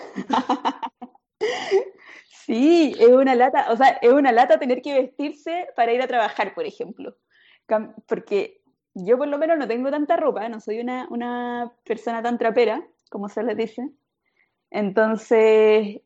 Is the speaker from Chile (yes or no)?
yes; Chile; now in Japan; yo como mi comida ah. tradicional chilena